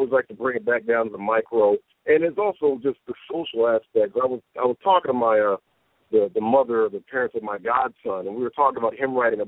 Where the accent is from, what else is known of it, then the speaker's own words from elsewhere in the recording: Detroit, Michigan, United States; moved away; I'm originally from Detroit